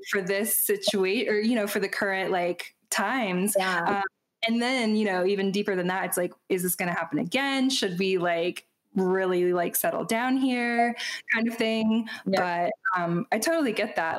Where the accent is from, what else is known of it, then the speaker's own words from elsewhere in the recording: Chattanooga, Tennessee, United States; also born or lived in northwestern Georgia; now in Georgia, United States; I'm from Chattanooga and I live about an hour away, even though growing up, you know, I was like, I'm going to get so far away, and somehow like found my way back here